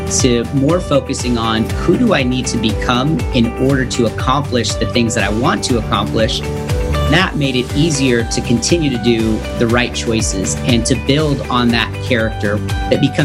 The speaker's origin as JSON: {"language": "English", "town": "Stockton", "region": "California", "country": "United States", "tie": "born or raised there", "also_born_or_lived": "Valley Springs, California", "said": "So I was born in Stockton, California, which is a small, I guess not too small, but it's in the Central Valley of California, about 2 hours east of San Francisco. So I was born and raised there"}